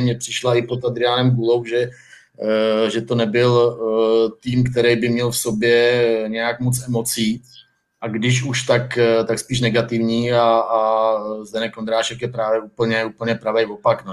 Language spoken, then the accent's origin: Czech; Hradec Králové, Hradec Králové Region, Czechia; Já jsem z Hradce Králové